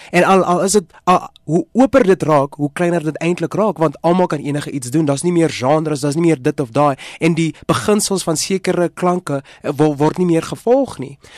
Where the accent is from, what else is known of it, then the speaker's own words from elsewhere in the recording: South Africa; Ons is Suid-Afrikaners